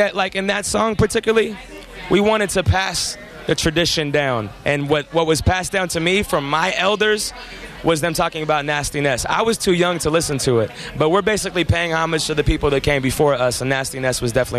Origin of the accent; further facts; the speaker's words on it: Seattle, Washington, United States; I am a rapper from Seattle, Washington.